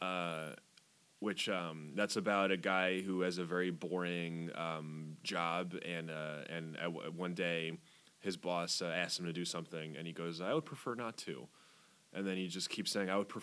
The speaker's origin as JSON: {"language": "English", "country": "France", "tie": "born or raised there", "moved": "yes", "lives_now": "United States", "said": "I was born in France, dude. I have a green card"}